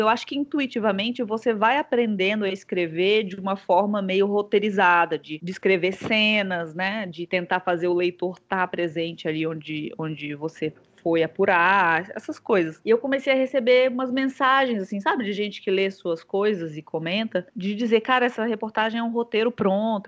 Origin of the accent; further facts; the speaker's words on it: Brasília, Federal District, Brazil; eu sou de Brasília